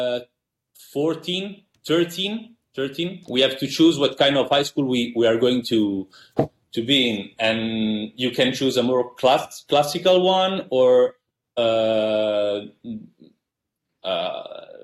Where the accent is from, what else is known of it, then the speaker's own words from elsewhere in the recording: Milan, Lombardy, Italy; English is a second language; I was born and raised here in Milan, Italy, north of Italy.